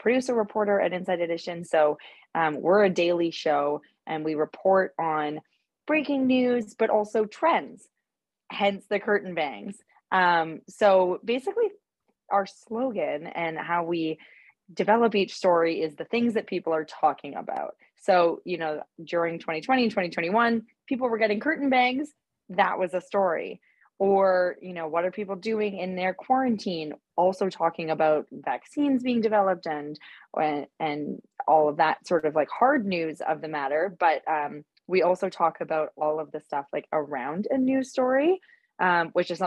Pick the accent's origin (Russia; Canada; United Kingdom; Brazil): Canada; Winnipeg, Manitoba; moved away as an adult; also born or lived in British Columbia / Toronto; now in New York, United States; So I grew up in Canada. I was born in British Columbia. And then my family moved to Winnipeg when I was in elementary school